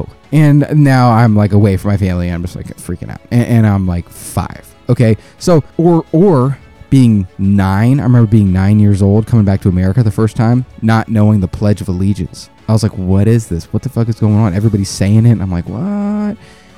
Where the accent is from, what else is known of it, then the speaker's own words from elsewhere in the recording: South Korea; also born or lived in Belgium / Alabama; because I grew up in Korea, I grew up in Belgium, then I moved to Alabama